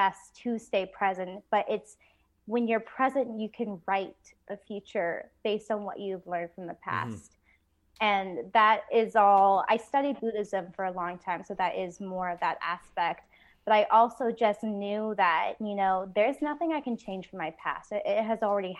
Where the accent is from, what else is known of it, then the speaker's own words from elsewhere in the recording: United States; also born or lived in Vietnam; now in Nashville, United States; I was born in Vietnam and I was adopted when I was 6 months old. And so I'm very, very American